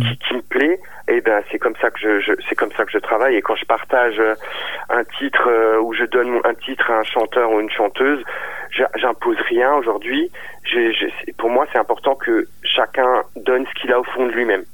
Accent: Strasbourg region, Grand Est, France; de la, région de Strasbourg

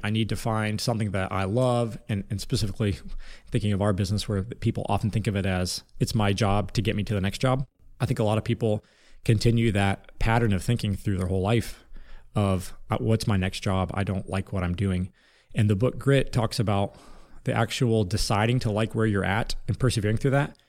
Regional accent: Lima, Ohio, United States; I was born in Lima, Ohio, which, which is a small town city in Northwest Ohio, Ohio, about forty-five minutes east of Indiana

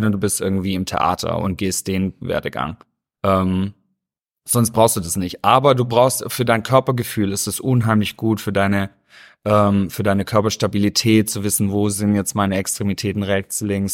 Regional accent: Stuttgart, Baden-Württemberg, Germany; moved away as an adult; now in Los Angeles, United States; Ich bin äh, aufgewachsen, also geboren in Stuttgart, mhm. bin auch aufgewachsen und ähm, ja, bin, bin Schwabe durch und durch.

